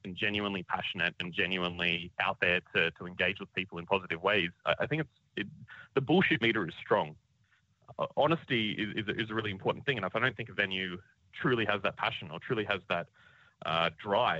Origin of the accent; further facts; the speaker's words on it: Canberra, Australian Capital Territory, Australia; moved away as an adult; now in Brisbane, Australia; we grew up down in Canberra, going to the Wigan Pen